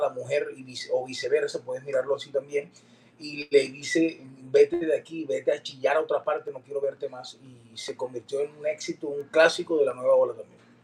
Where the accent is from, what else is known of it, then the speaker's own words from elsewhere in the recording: Valledupar, Cesar, Colombia; llegaba a Edupar, mi tierra, y un abrazo, un beso a mi mamá y saludar a mis amigos en el valle